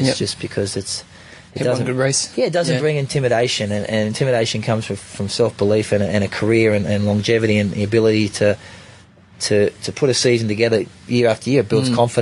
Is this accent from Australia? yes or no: yes; Australia; I'm an Aussie, even I got a bit of Kiwi blood